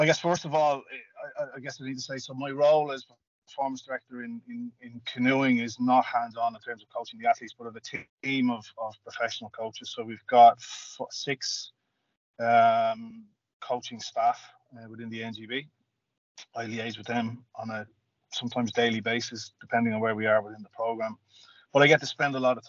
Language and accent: English; Dublin, Leinster, Ireland; from Dublin in Ireland